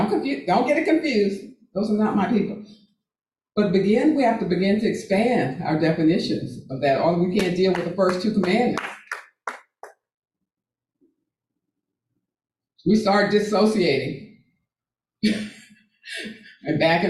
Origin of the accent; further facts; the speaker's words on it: Texas, United States; moved away; my home state of Texas